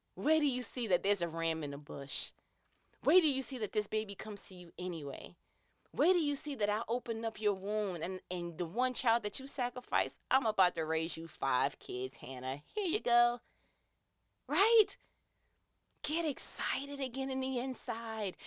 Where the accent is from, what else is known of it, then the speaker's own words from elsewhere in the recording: New York, United States; I'm from New York. We are not around a large body of water